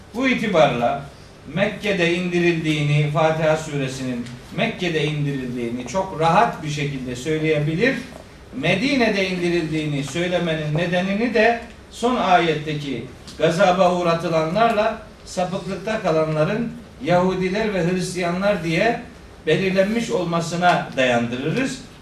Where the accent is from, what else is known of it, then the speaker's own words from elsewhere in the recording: Turkey; biz Türkiye'de doğduk